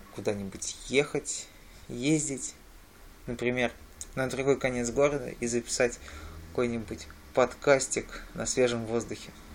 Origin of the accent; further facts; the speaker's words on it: Nizhny Novgorod, Nizhny Novgorod Oblast, Russia; в мой родной город